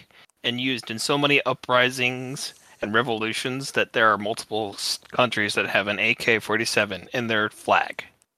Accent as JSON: {"language": "English", "country": "United States", "said": "I'm American"}